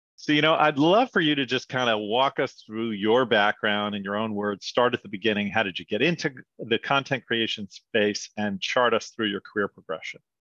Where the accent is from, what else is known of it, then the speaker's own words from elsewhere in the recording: New York, United States; also born or lived in Wichita, Kansas; moved back to New York, where I was from